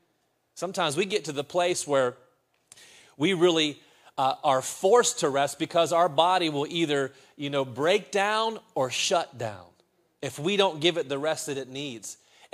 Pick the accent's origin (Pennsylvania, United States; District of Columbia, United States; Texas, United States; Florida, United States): Pennsylvania, United States; Reynoldsdale; my mom still had the house that we grew up in Reynoldsdale, Pennsylvania.